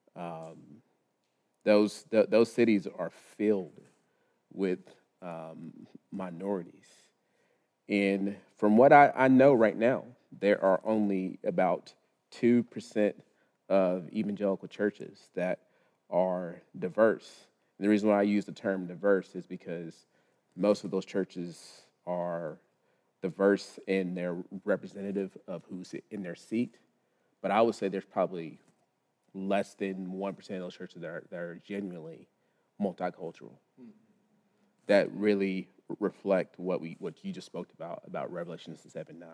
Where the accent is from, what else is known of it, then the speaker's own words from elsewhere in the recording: Lubbock, Texas, United States; now in Charlotte, United States; born and raised in Lubbock, Texas.